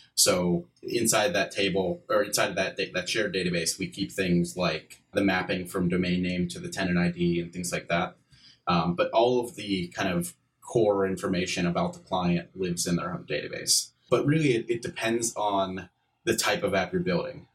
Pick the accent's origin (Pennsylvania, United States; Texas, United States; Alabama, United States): Pennsylvania, United States; Pittsburgh; I'm from Pittsburgh, PA